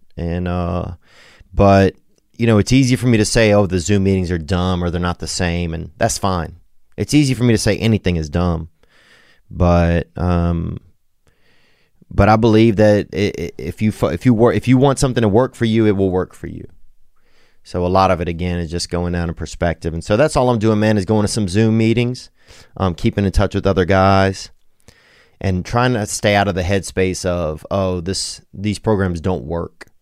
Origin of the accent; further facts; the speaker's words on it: Louisiana, United States; now in Los Angeles, United States; I'm from Louisiana, so, bitch, I'm from Louisiana